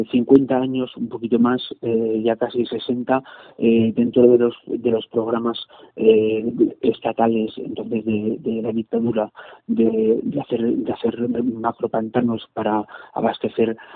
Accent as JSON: {"language": "Spanish", "town": "Madrid", "region": "Community of Madrid", "country": "Spain", "tie": "born or raised there", "said": "No, no, yo soy de Madrid. yo ah, soy de Madrid, de toda la vida."}